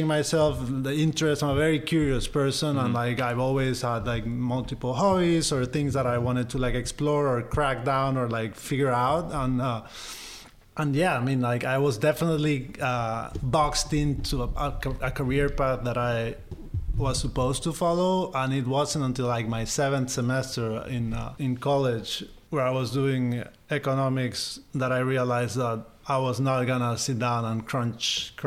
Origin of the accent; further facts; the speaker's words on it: Guayaquil, Guayas, Ecuador; moved away as an adult; also born or lived in Pennsylvania, United States / New York City, United States; I grew up in Ecuador, in Guayaquil, in South America. Spent there most of my life up until I was like 19, when I went to undergrad to Penn State.